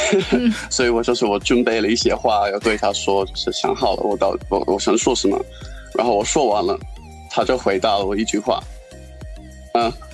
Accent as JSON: {"language": "Chinese", "country": "New Zealand", "tie": "born or raised there", "second_language": "Chinese", "moved": "as an adult", "lives_now": "Beijing, China", "said": "我是纽西兰人，然后我在纽西兰长大的那个地方，呃，算是一种， 呃，唐人街吧"}